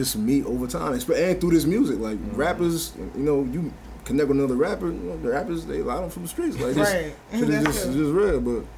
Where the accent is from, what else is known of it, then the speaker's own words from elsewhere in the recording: Roselle, New Jersey, United States; accent: East Orange; also born or lived in Newark / East Orange; Raised in Roselle and kind of East Orange. Cause I went to East Orange every summer, and I was there every weekend. And then I moved there when I was 17 until, like, my adult life. So East Orange is like, you're going to hear me speak. I sound more like East Orange than Roselle.